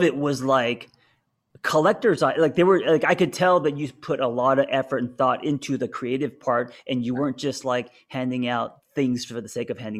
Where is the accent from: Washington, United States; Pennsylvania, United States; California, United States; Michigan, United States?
California, United States; Los Angeles; growing up in Los Angeles.